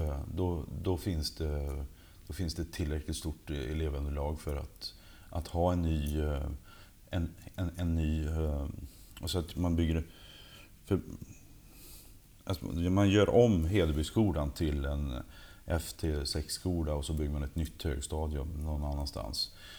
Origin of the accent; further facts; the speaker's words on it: Lilla Edet, Västra Götaland, Sweden; now in Trosa, Sweden; jag kommer ju från Lilla Edet, Trollhättan